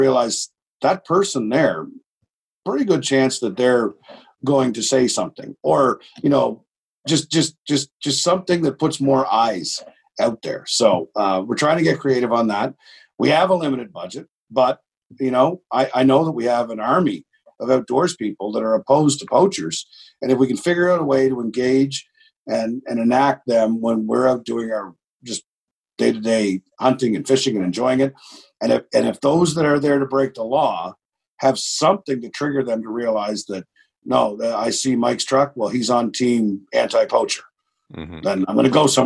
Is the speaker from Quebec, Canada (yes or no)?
no; Miramichi, New Brunswick, Canada; I'm a hillbilly from Miramichi